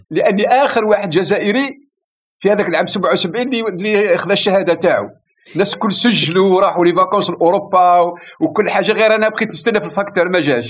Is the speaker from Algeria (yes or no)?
yes; Algeria; عندنا في الجزائر